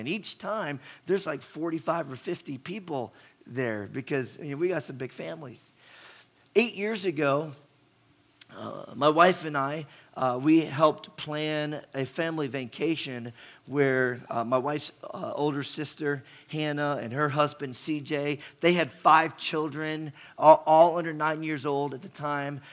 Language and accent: English; West Virginia, United States; I grew up in West Virginia, you know, going down the New River and the Gauley River